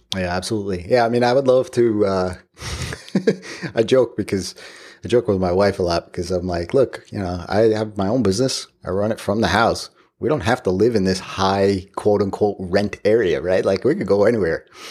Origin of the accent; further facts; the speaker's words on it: Long Island, New York, United States; I grew up on Long Island.